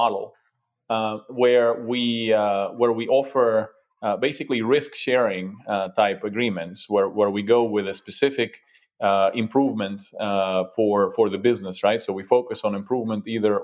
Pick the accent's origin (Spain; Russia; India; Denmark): Russia; also born or lived in Europe; now in United States; I'm originally from Russia